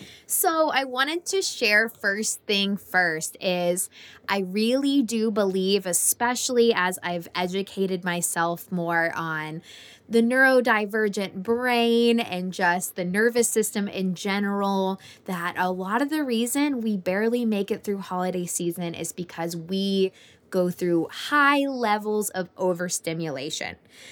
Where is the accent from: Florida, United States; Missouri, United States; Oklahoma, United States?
Florida, United States; when I go visit my hometown in Florida.